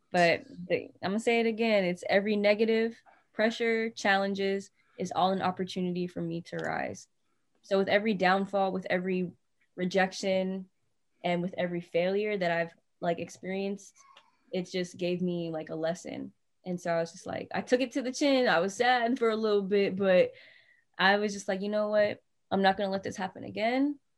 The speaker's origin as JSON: {"language": "English", "region": "North Carolina", "country": "United States", "lives_now": "Bay Area, United States", "said": "And they're like, You're not from here, are you? I was like, No, I'm from North Carolina."}